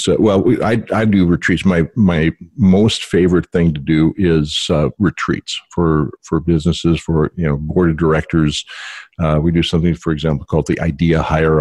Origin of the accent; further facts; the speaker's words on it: Valley City, North Dakota, United States; growing up in North Dakota